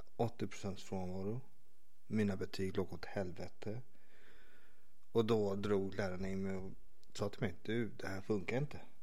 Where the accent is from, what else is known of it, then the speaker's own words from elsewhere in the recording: Stockholm, Stockholm County, Sweden; also born or lived in Vårberg / Vällingby; Jag växte upp i Skarpnäck